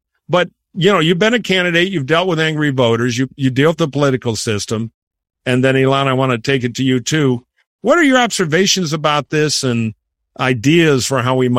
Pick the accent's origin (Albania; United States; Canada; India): United States; Michigan; I'm from Michigan.